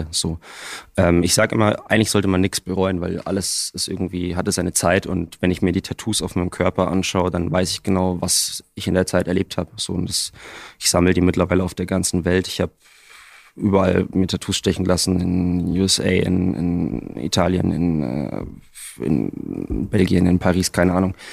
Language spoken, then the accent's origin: German; Bavaria, Germany; Na gut, also ich bin äh, direkt am Wald aufgewachsen, äh, in einem relativ kleinen Kuhkaff irgendwo in Bayern.